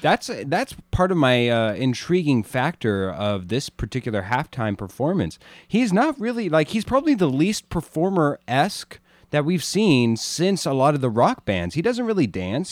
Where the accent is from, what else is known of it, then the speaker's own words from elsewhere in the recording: Arizona, United States; moved away; also born or lived in New Mexico; raised, uh, in Arizona